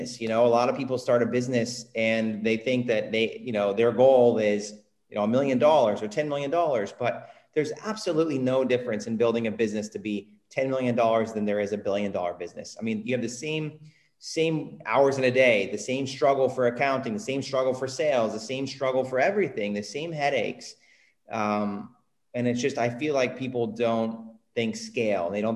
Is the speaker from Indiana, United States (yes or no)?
yes; Indiana, United States; also born or lived in California; now in Puerto Rico; I moved to California from Indiana